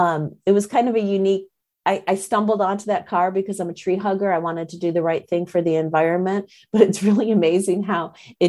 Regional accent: a suburb of Detroit, Michigan, United States; moved away; I'm from Michigan originally. So I grew up in a suburb of Detroit

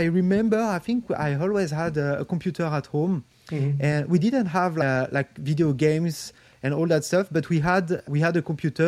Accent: Paris, Île-de-France, France; I grew up in France, in Paris, actually

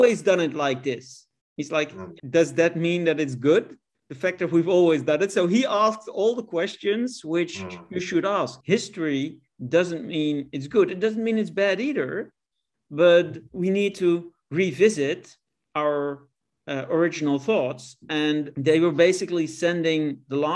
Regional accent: Netherlands; my home country of the Netherlands

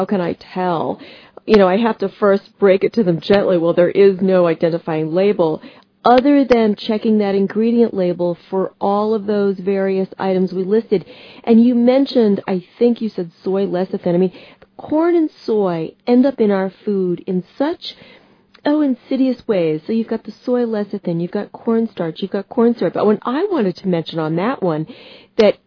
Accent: United States; as an American

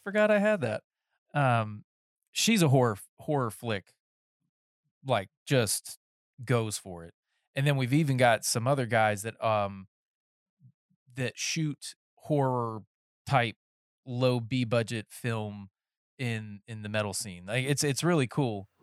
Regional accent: North Carolina, United States; moved away; I'm from North Carolina originally

